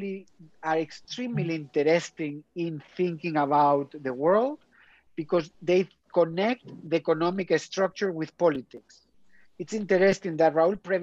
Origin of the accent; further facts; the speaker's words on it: Spain; now in Oxford, United Kingdom; I'm from Spain